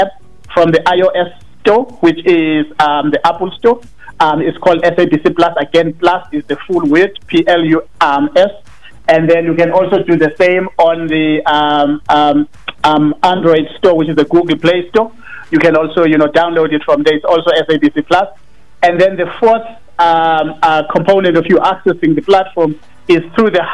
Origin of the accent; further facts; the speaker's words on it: Cape Town, Western Cape, South Africa; moved away as an adult; now in Johannesburg, South Africa; I was born and bred in Cape Town. I studied in Cape Town.